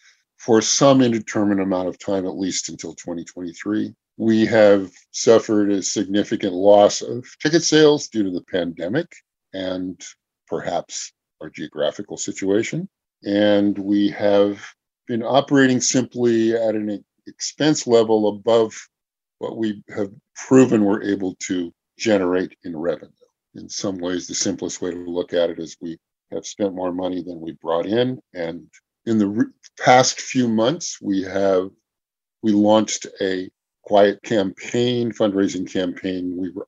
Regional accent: California, United States; I was born and raised in San Diego County.

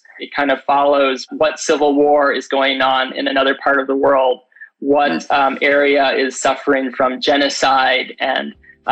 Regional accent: Chicago, Illinois, United States; moved away as an adult; now in San Diego, United States; I'm from Chicago, and so I moved here about 12 years ago

